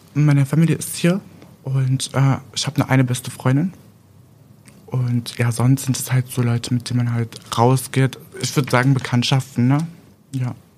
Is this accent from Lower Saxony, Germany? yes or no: yes; Aurich district, East Frisia, Lower Saxony, Germany; also born or lived in Berlin; Ja, also ich komme aus Landkreis Aurich.